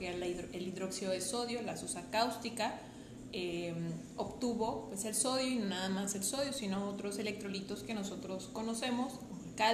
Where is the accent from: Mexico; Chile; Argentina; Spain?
Mexico; Rioverde, San Luis Potosí; Yo soy originaria de Río Verde, San Luis Potosí.